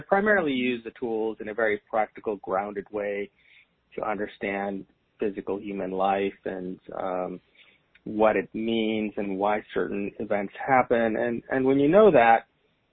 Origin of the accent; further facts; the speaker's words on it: India; And I am from India and brought up in a very traditional Indian family